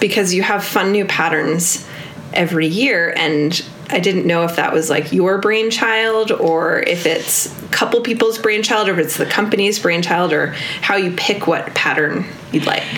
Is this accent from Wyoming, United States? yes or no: no; New York, United States; now in Bozeman, Montana, United States; I did not grow up Nordic skiing because I grew up in New York